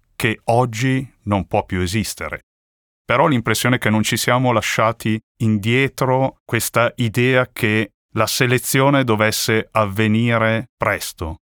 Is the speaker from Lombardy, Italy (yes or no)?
yes; Milan, Lombardy, Italy; crescendo a Milano